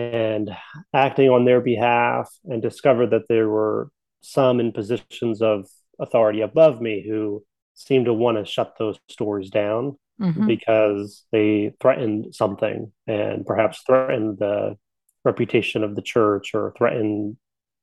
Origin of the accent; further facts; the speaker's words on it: coal region of Pennsylvania, United States; I grew up in Pennsylvania. So the coal region of Pennsylvania, mountains of Pennsylvania.